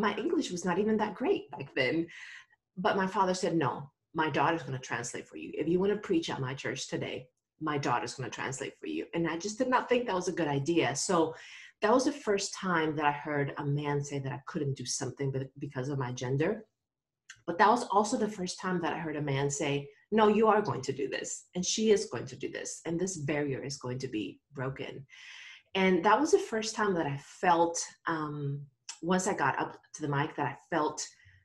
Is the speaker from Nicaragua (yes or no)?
yes; Nicaragua; moved away; I grew up in Nicaragua and I am a third generation pastor.